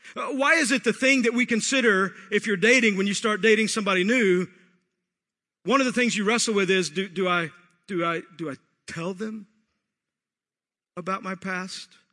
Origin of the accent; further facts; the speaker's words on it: Texas, United States; I grew up in Texas